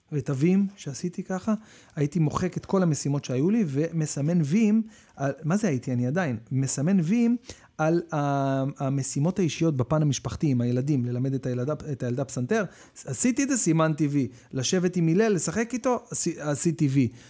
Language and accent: Hebrew; Israel; אנחנו ישראלים